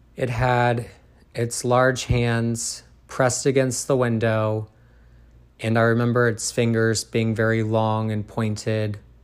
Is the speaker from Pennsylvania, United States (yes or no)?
no; Groveport, Ohio, United States; I was born and raised in Groveport, Ohio